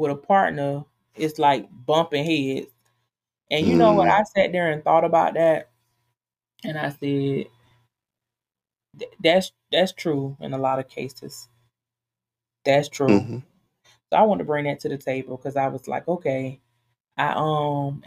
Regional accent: United States; I was born and raised in America, so African-American woman

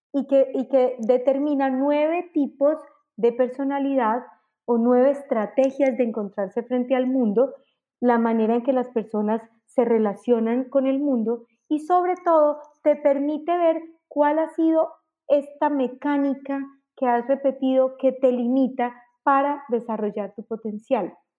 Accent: Colombia; moved away as an adult; also born or lived in Mexico; salí en Colombia en el año 2000, me fui a vivir a México

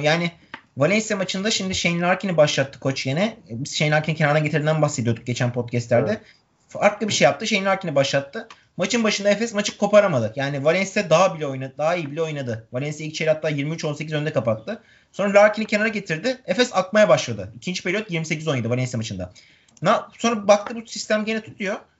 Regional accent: Turkey; bir Türk olarak

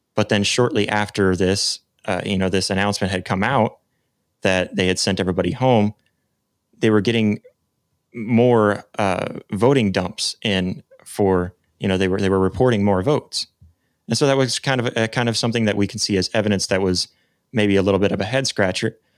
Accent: United States; as an American

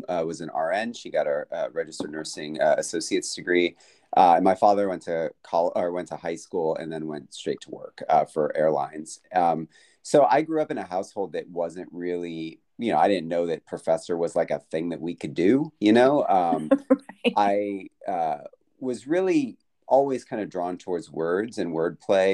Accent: Flower Mound, Texas, United States; moved away as an adult; now in Alabama, United States; I'm from Flower Mound, Texas

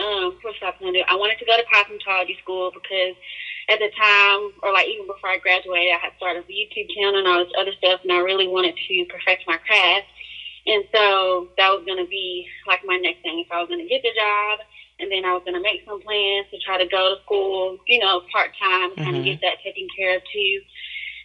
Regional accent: Birmingham, Alabama, United States; I am from Birmingham, Alabama

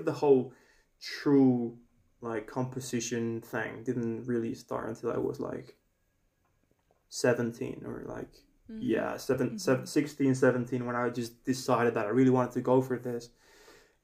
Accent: Spain; I have two surnames because I'm from Spain, and we have two surnames here in Spain

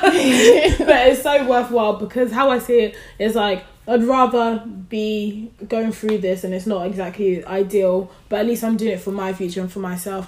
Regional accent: London, United Kingdom; now in Birmingham, United Kingdom; So I'm from London, currently living in Birmingham.

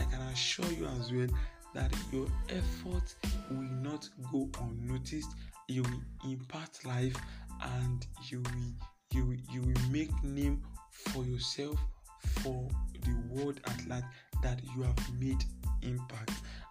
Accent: Idanre, Ondo, Nigeria; That is actually my constituency where I come from, Idore. I'm from Idore

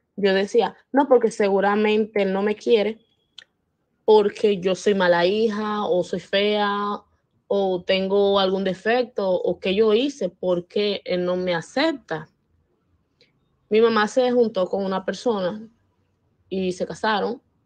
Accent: Dominican Republic; soy de República Dominicana

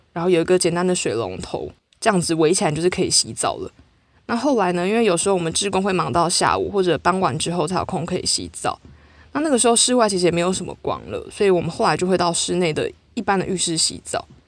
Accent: Taiwan; 就只有我一个台湾人

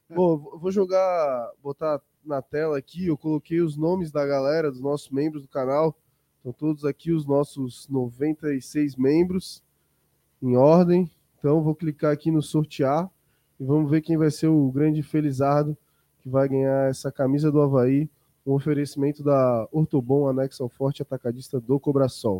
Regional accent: Florianópolis, Santa Catarina, Brazil; Sou manezinho

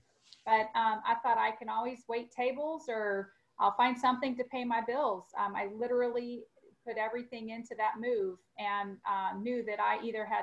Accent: St. Louis, Missouri, United States; moved away as an adult; also born or lived in Springfield, Missouri; now in Dallas, United States; I grew up in the St. Louis area and relocated to Dallas after I graduated from college.

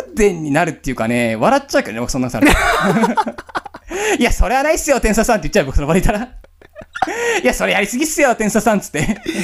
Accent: Tokyo, Japan; 東京生まれ、東京育ちですけどね

